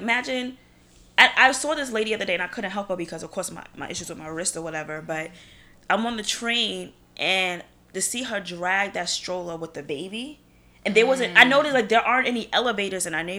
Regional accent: New York, United States; as a New Yorker living in Brooklyn, single woman, by myself, condo

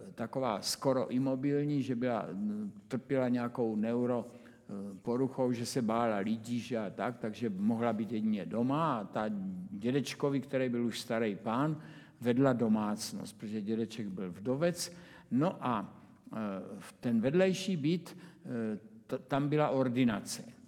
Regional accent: Brno, South Moravian Region, Czechia; když jsem se narodil, tak prostě jsem bydlel celou dobu na Dimitrovově

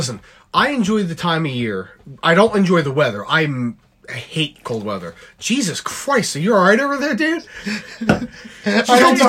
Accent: Philadelphia area, Pennsylvania, United States; I'm from the Philadelphia area.

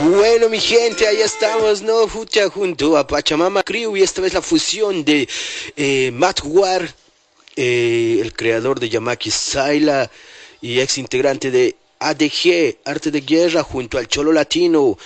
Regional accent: La Paz, Bolivia; ciudad maravilla, la cuna donde yo nací, nacieron muchos, muchos paseños

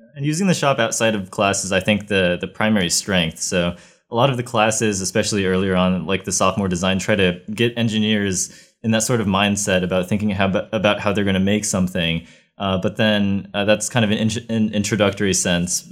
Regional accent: Ohio, United States; moved away as an adult; I come from Ohio, where it's not nearly as hot

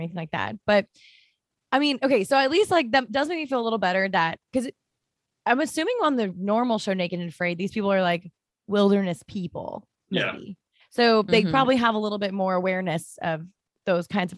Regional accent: Florida, United States; I'm from Florida

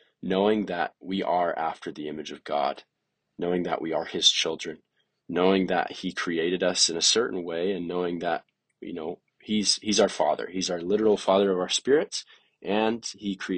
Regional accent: Boise, Idaho, United States; moved away as an adult; now in Provo, United States; I'm from Boise, Idaho, and right now I'm a freshman at BYU

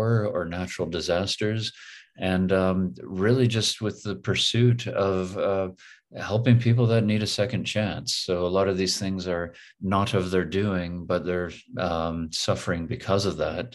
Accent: Toronto, Ontario, Canada; also born or lived in Windsor, Ontario / Richmond Hill, Ontario; I'm from Toronto, born and raised, born just outside in Windsor, but really raised in Toronto and Richmond Hill

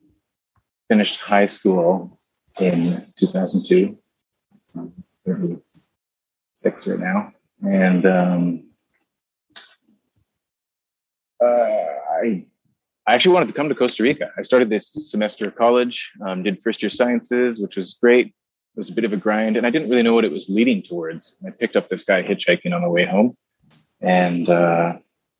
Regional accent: Vancouver, British Columbia, Canada; also born or lived in Kootenays, British Columbia; I was born in Vancouver, from British Columbia. My folks moved to the Kootenays, a small town in the southeastern interior, when I was 12, and the rest of my years there

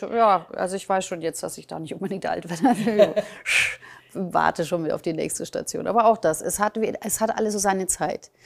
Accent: Germany; meine Eltern sind ja Ungarn, bin aber in Deutschland geboren, aufgewachsen

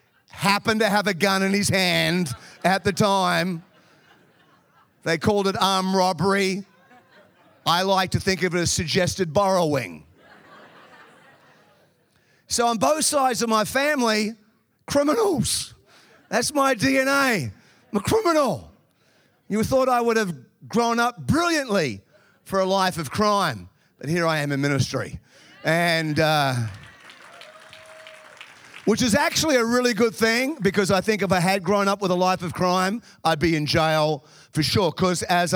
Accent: Melbourne, Victoria, Australia; now in Chicago, United States; I grew up in Melbourne in the southern part of Australia.

